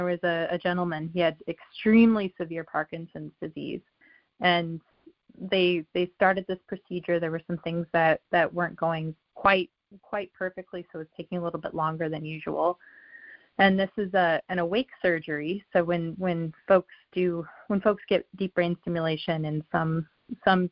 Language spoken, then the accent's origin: English; Colorado, United States; moved away; I'm from Colorado